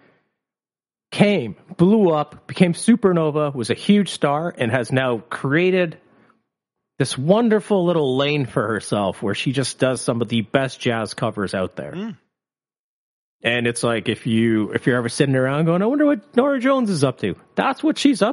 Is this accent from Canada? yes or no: yes; Canada; we're Canadian